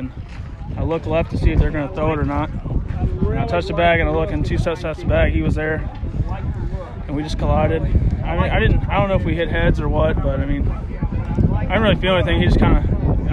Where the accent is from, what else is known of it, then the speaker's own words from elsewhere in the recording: Georgia, United States; I'm from Georgia, so it's like the weather down there is kind of miserable right now.